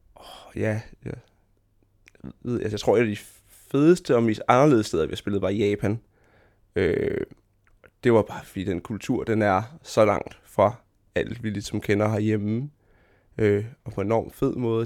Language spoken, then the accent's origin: Danish; Fredericia, Southern Denmark, Denmark; jeg voksede op i Fredericia, som er en, en mellemstor by i land